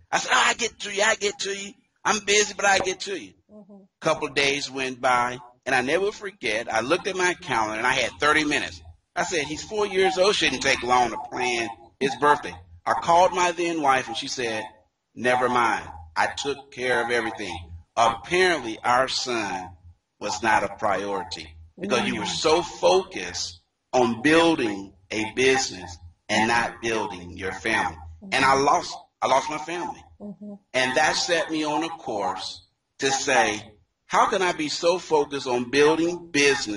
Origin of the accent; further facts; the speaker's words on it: Dayton, Ohio, United States; I am, first of all, a native, as you mentioned, of Dayton, Ohio